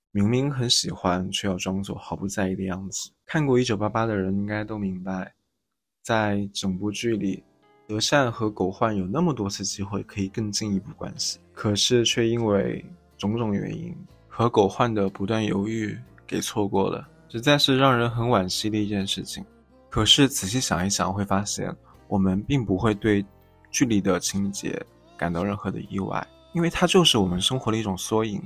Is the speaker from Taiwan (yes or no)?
no; Jiangxi, China; moved away; 我本身是江西人